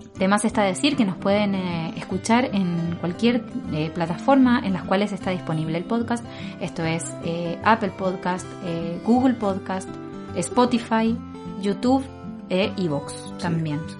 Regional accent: Argentina; accent: Argentine; moved away as an adult; now in Valparaíso, Chile; Y yo soy de Argentina eh, tal vez se nota por el acento un poco diferente.

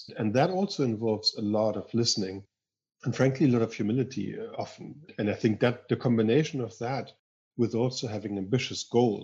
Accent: Northern Germany, Germany; English is a second language; moved away as an adult; also born or lived in Spain / Chile / United States; now in Ireland; I grew up in northern Germany, as I think you can still tell a little bit by my accent. I moved to Spain when I was a kid with my parents, and then moved back to Germany

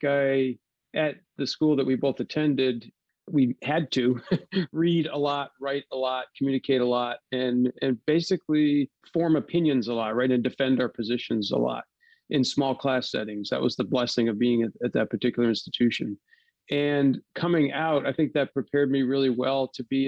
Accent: Dalton, Massachusetts, United States; moved away as an adult; also born or lived in Seattle, Washington; My parents are still here, still living in Dalton, just a stone's throw from the house I grew up

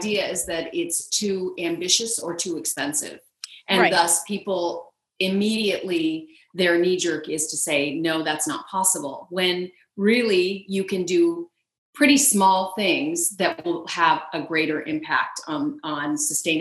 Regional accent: New England, United States; now in Seattle, United States; I was born in New England

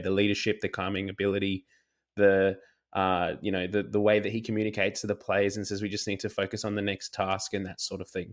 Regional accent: Australia; as an Aussie rugby fan

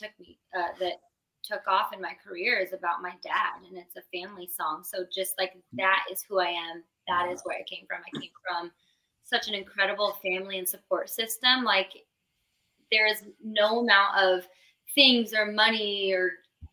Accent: Arizona, United States; moved away as an adult; also born or lived in Gilbert, Arizona; now in Nashville, United States; we're both from Arizona.

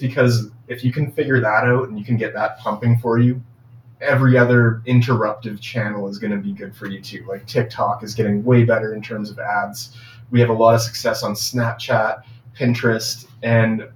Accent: Canada; we're from Canada.

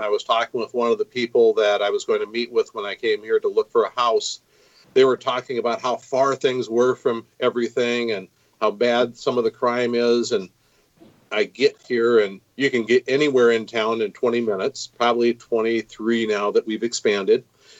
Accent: Minneapolis, Minnesota, United States; born there; also born or lived in Grand Rapids / northern Illinois / central Washington State / central Oklahoma; Okay, I was born in Minneapolis, lived a couple places in Minnesota. My parents are both out of Grand Rapids, which is northern Minnesota, and lived up there for a while.

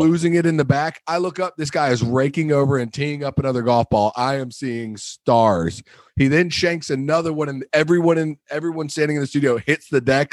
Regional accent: Wilmington, United States; the club I grew up at in Wilmington

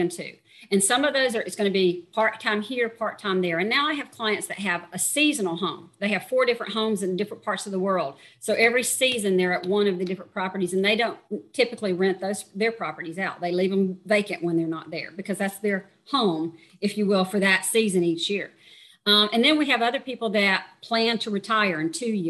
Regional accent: Georgia, United States; now in Panama; I'm from Georgia

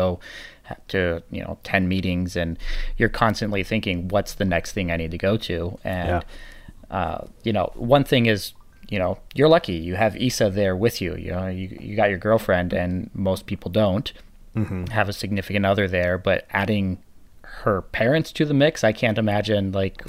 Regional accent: Italy; also born or lived in United States; actually grew up in Italy. I lived there for 13 years when I was a kid growing up. And so even though I'm American and I do stand out as far as, you know, my looks, I don't look Italian

